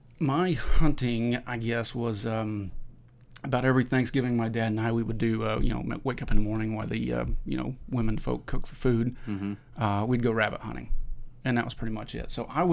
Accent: Indiana, United States; I born and raised in Indiana, live in southeastern Indiana.

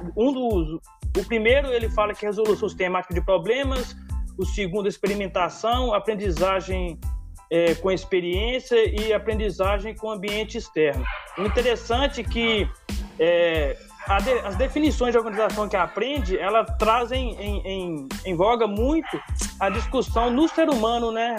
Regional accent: Conceição do Mato Dentro, Minas Gerais, Brazil; now in Diamantina, Brazil; eu sou natural de Conceição do Mato Dentro e tô aqui em então, Diamantina

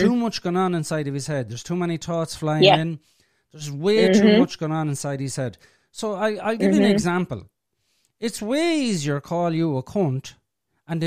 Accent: Ireland; I'm from Ireland.

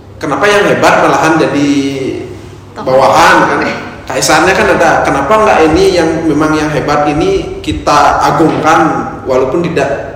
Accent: Bali, Indonesia; also born or lived in Yogyakarta; background saya orang Bali

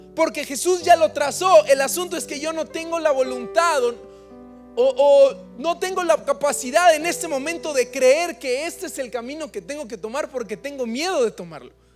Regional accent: Acapulco, Guerrero, Mexico; now in Oaxaca, Mexico; Nosotros somos de Acapulco

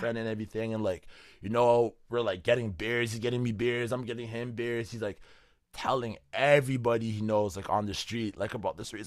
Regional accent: Canada; I'm from Canada

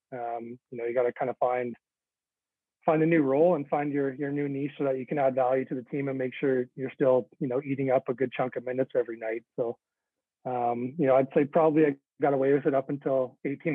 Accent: Oshawa, Ontario, Canada; the neighborhood I grew up in, Oshawa, you know, blue collar town, a big hockey town

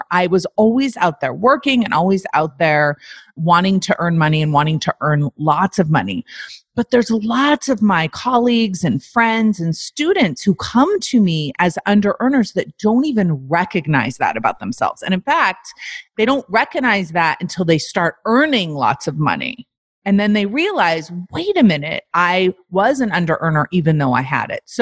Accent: South Africa; now in Canada; Because I'm from South Africa. Because you're from South Africa. And where do you live now? I live in Canada.

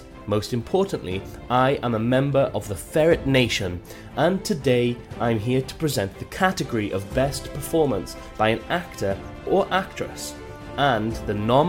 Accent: Welsh, Wales, United Kingdom; I am a Welsh once upon a time streamer

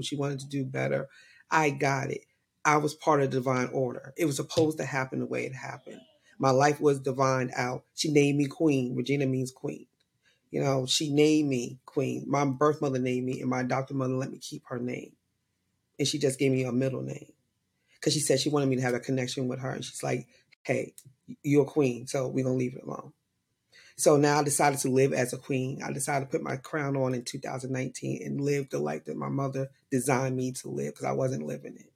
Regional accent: New York, United States; I was born and raised in New York

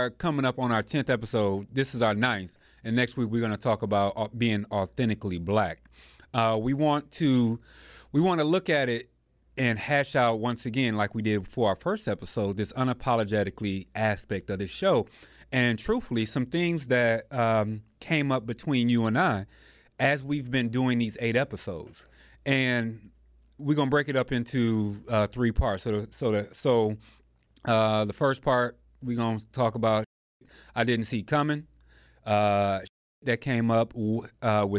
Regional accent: United States; I am still American, born American, and want to be American

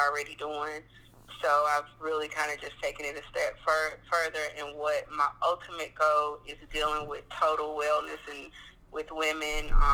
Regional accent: North Carolina, United States; I'm from North Carolina, and I'm actually a farmer here

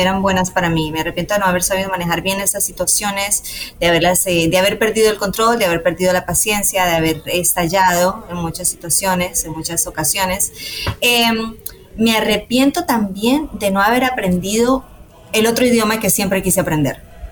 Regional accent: Colombia; los colombianos amamos la música mariachi

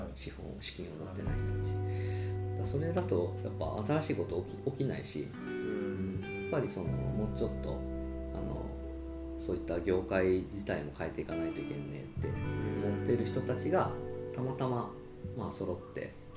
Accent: Arita, Saga, Japan; moved away as an adult; もともと有田出身なんですけど

